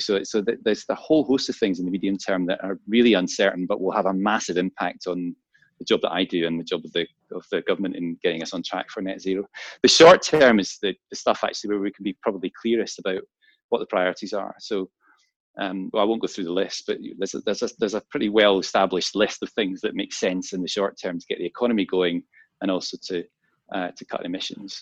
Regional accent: Glasgow, Scotland, United Kingdom; my hometown in Glasgow.

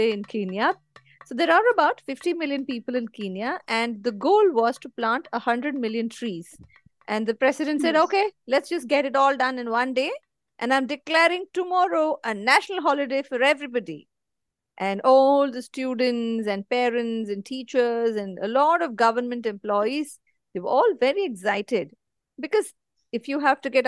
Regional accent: India; I'm from India

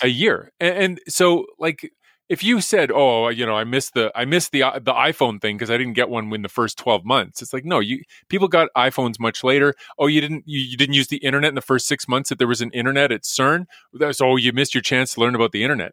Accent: Edmonton, Alberta, Canada; I grew up in Edmonton, went to the U

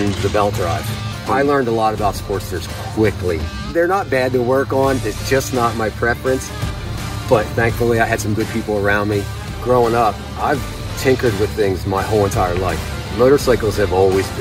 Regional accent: Terry Hill, Pennsylvania, United States; I'm from Terry Hill, Pennsylvania

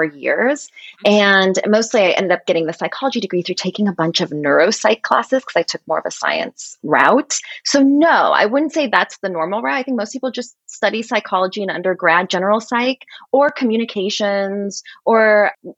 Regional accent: Portland, Oregon, United States; moved away as an adult; also born or lived in Philadelphia; now in New York City, United States; I grew up in Oregon, in Portland, Oregon

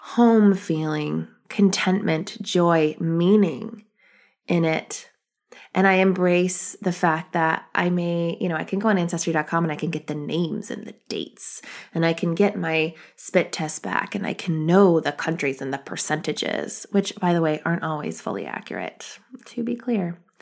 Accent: United States; I'm an American, but I have ethnicity

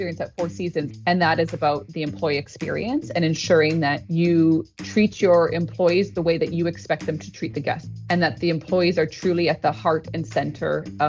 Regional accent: Thunder Bay, Ontario, Canada; moved away as an adult; also born or lived in Toronto, Canada; now in Paris, France; Born and raised in Canada.

